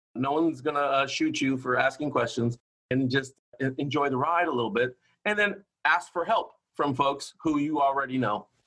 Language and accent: English; Hawaii, United States; also born or lived in Oakland, California; now in Sacramento, United States; I grew up in Hawaii